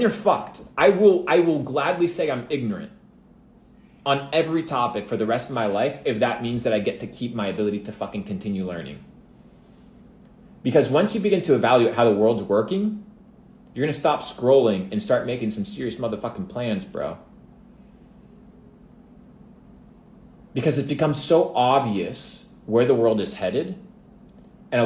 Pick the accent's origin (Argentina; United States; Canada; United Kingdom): Argentina; moved away; I come from Argentina